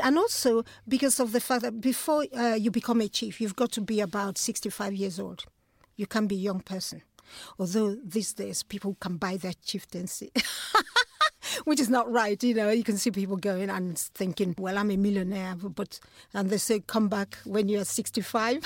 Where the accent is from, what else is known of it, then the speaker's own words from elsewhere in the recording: Nigeria; moved away; growing up in Nigeria.